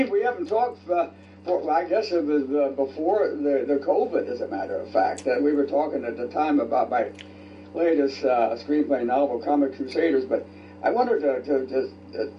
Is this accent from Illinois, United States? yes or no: yes; Chicago, Illinois, United States; also born or lived in Warsaw, Indiana; I'm from Chicago